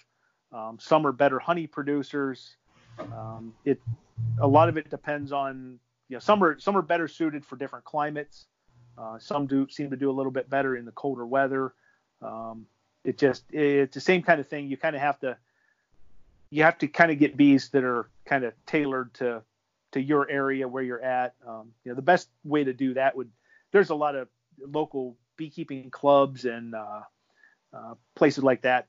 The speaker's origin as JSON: {"language": "English", "region": "Western Pennsylvania", "country": "United States", "tie": "born or raised there", "said": "I grew up in Western Pennsylvania"}